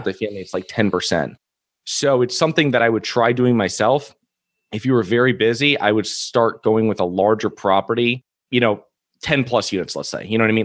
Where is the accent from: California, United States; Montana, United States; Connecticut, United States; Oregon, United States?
Connecticut, United States; moved away as an adult; now in Florida, United States; I'm originally from Connecticut.